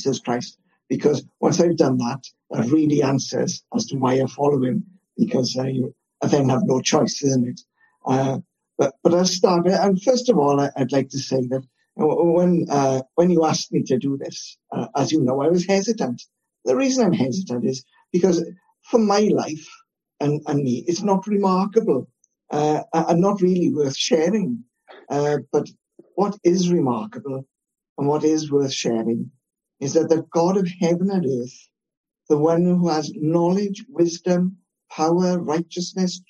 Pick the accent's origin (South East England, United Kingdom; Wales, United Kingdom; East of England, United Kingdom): Wales, United Kingdom; I'm Welsh, live in Wales